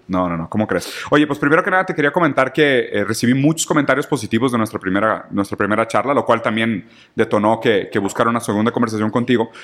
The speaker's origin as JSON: {"language": "Spanish", "country": "Mexico", "said": "como mexicanos"}